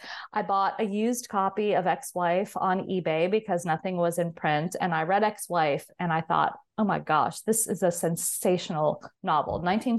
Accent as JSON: {"language": "English", "region": "California", "country": "United States", "tie": "born or raised there", "said": "So I grew up in Southern California, and interestingly enough, you know, not far from Hollywood, and was always a movie lover."}